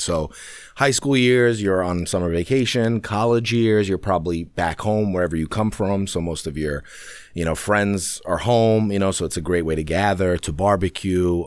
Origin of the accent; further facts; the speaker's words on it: New York City, New York, United States; also born or lived in London; we got to New York in nineteen ninety-one